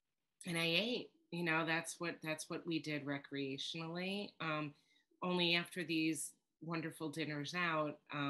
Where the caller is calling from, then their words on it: New York, United States; I'm coming to you from New York, and I laugh because I'm told I have an accent, and I don't hear my accent